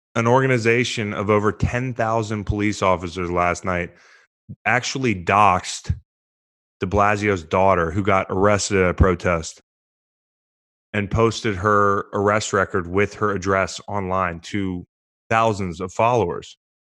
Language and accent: English; United States; an American citizen